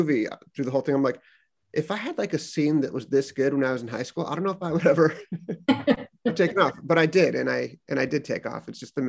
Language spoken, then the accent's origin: English; San Pedro, California, United States; moved away; I grew up in San Pedro, California, which I thought was just this boring town.